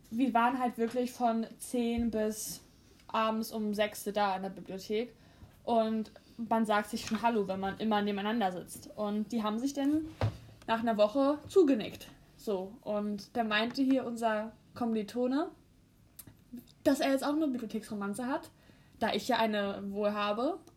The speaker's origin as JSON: {"language": "German", "country": "Finland", "said": "diese weltberühmte Internetpasta, Filterpasta gemacht die ja aus meinem Heimatland eigentlich stammt, aus Finnland."}